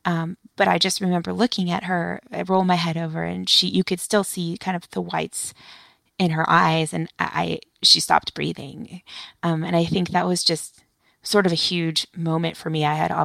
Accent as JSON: {"language": "English", "country": "United States", "tie": "born or raised there", "said": "as a white woman, you know, growing up in the United States"}